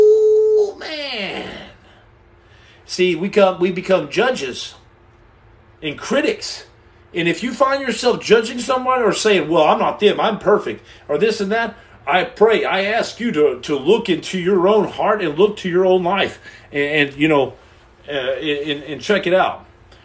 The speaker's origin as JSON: {"language": "English", "country": "Canada", "said": "I'm Canadian."}